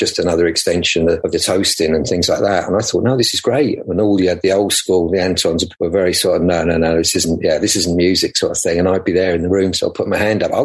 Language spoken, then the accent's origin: English; London, United Kingdom; we grew up in the West End near Russell Square and around near there